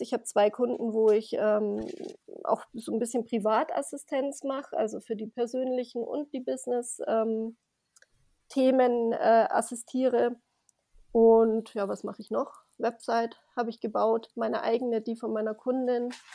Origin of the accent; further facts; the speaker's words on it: Grasbrunn, Bavaria, Germany; komme aus Grasbrunn bei München